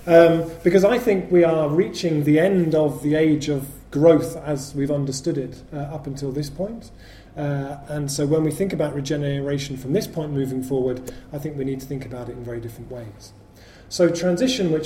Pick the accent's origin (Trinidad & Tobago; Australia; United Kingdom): United Kingdom; Bristol, South West England; Well, Bristol's my hometown, really. I lived here from the age of 13, and when I was growing up here